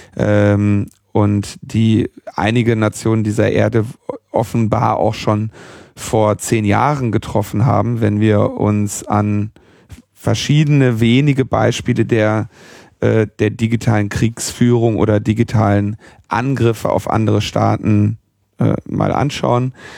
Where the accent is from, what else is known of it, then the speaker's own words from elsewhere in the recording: Berlin, Germany; als Berliner